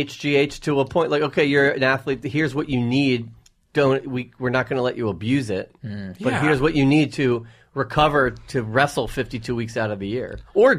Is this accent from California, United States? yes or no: no; New York, United States; as an East Coaster, as like a New Yorker